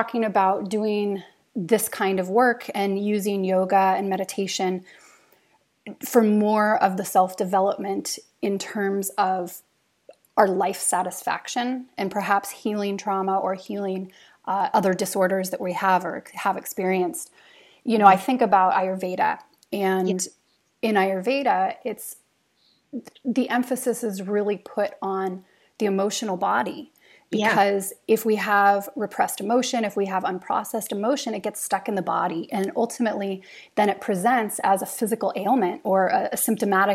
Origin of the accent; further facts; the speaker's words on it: United States; moved away as an adult; now in Norway; as an American now living in Norway